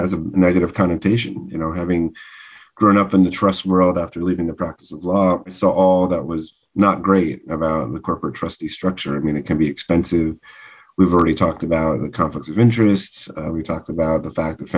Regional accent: Northeast, United States; I'm a Northeast person.

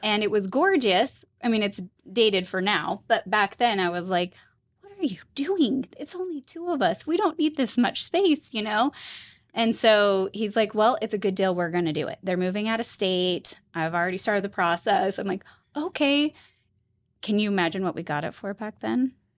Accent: Utah, United States; also born or lived in Tennessee; So I am a native, born and raised Utah.

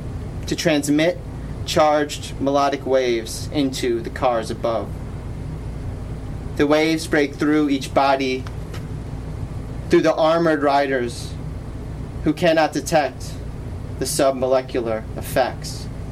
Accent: Detroit, Michigan, United States; born there; also born or lived in New Orleans; So I was born in Detroit, I lived in New Orleans, and then I ended up in Toronto for school.

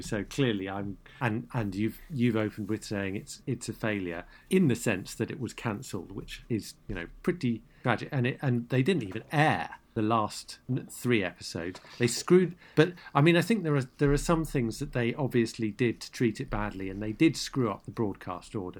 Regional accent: United Kingdom; as a Brit

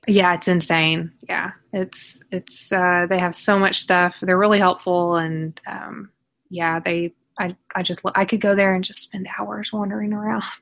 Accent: Oklahoma, United States; I'm from Oklahoma. I have lived here my entire life

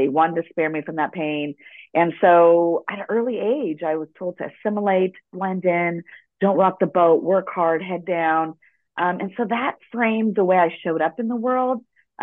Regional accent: Los Angeles, California, United States; first language Spanish; English is a second language; also born or lived in El Salvador (ancestry) / Ecuador (ancestry); I was born in Los Angeles, and Spanish was my first language.

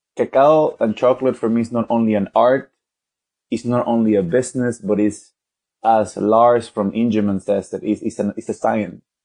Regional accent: Venezuela; now in London, United Kingdom; from Venezuela. I currently live in London though

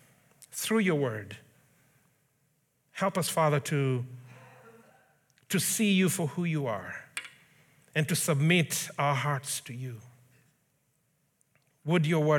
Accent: Kenya; moved away; I grew up in Africa. I'm Kenyan, in case it wasn't obvious. So I grew up in Kenya

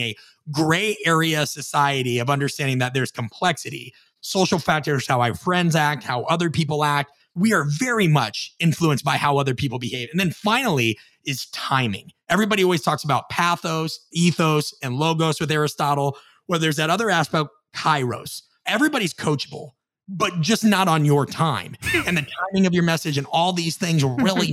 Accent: Midwest, United States; I'm from the Midwest

